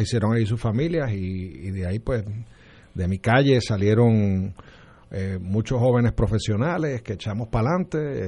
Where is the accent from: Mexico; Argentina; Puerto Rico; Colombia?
Puerto Rico; Trujillo Alto; also born or lived in Condado, San Juan; del hospital fui a Trujillo Alto a, Round Hills, donde viví mis primeros 27 años.